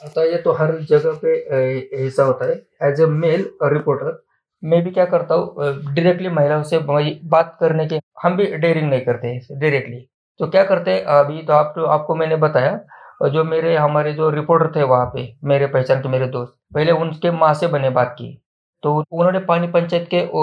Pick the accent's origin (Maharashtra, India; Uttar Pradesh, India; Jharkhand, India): Maharashtra, India; Naigaon's district; ये तो हमारे गांव के हमारे जिले में हो गया